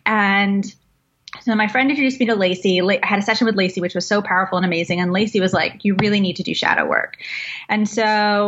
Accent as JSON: {"language": "English", "region": "London", "country": "United Kingdom", "tie": "born there", "said": "So I'm an immigrant. I'm half Iraqi, half Welsh. I was born in London."}